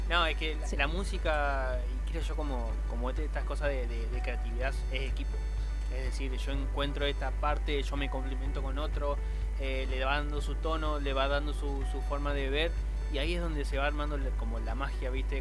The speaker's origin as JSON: {"language": "Spanish", "country": "Argentina", "said": "somos argentinos"}